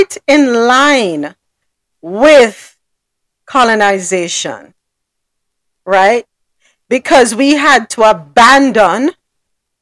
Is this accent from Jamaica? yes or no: yes; Jamaica; accent: Jamaican; now in United States; And I'll say, Jamaica